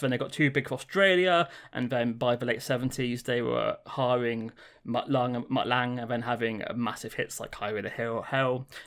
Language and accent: English; England, United Kingdom; I'm English